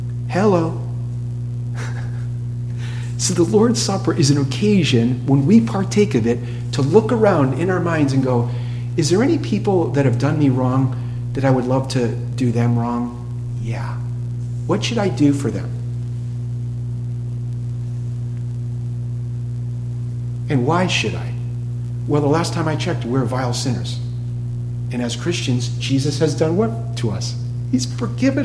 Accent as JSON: {"language": "English", "town": "Boston", "region": "Massachusetts", "country": "United States", "moved": "as an adult", "lives_now": "Tallahassee, United States", "said": "I'm from Boston"}